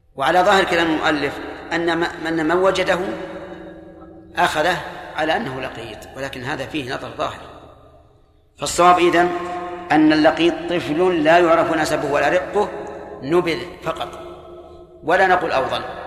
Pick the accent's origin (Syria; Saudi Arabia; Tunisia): Saudi Arabia; عندنا في السعودية